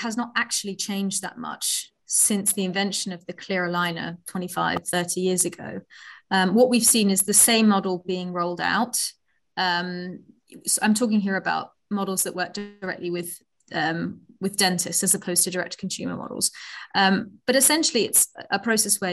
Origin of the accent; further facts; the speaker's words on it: Netherlands; moved away as an adult; also born or lived in Oxford, United Kingdom; now in London, United Kingdom; I am from the Netherlands originally. I came to the UK to Oxford about 15 years ago to read medicine.